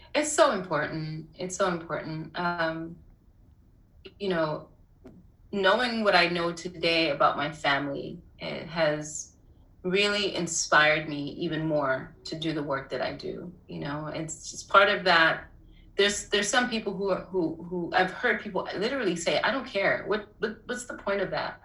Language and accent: English; New York City, New York, United States; also born or lived in Port-au-Prince, Haiti / Harlem; I was around two when we when my family left, and um, we came straight to Harlem. Uh, to be with the extended part of the family, and we moved, I would say, somewhere around 1983 to Brooklyn